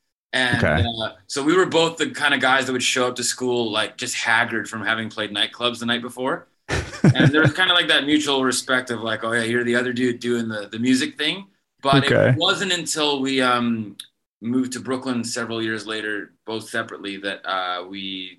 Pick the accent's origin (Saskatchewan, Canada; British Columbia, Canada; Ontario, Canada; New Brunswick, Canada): British Columbia, Canada; Vancouver; now in Los Angeles, United States; We both grew up in Vancouver, Canada.